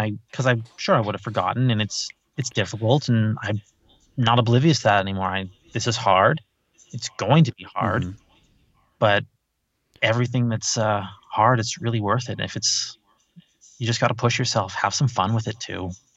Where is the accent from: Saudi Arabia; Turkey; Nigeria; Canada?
Canada; I am the Canadian uncle